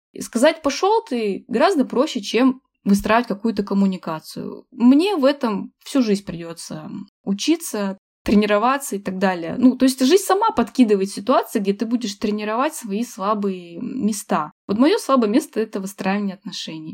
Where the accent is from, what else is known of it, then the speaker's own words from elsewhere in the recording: Achinsk, Krasnoyarsk Krai, Russia; moved away as an adult; also born or lived in Moscow; я была вынуждена вернуться в Ачинск, мой родной город, где я не жила уже 10 лет